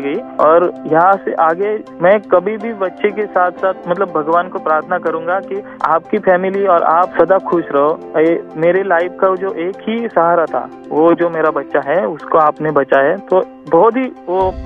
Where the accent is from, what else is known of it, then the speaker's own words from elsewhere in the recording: Talwade, Maharashtra, India; माथेरान के जस्ट नीचे एक मेरा छोटा सा गांव है तलवड़े गांव उस तलवड़े गांव में मेरा जन्म हुआ पला बड़ा स्कूल कॉलेज सब वहीं पे किया है नेरल में